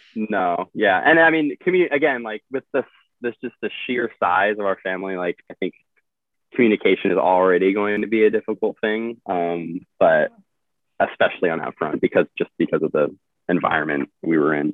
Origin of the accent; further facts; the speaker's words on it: Midwest, United States; moved away as an adult; also born or lived in Illinois; now in Arizona, United States; the culture I grew up in in the Midwest